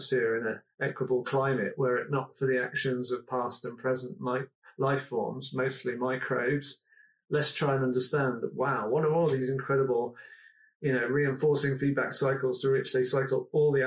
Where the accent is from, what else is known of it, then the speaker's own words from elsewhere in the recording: Nailsea, South West England, United Kingdom; I come from Nailsea near Bristol.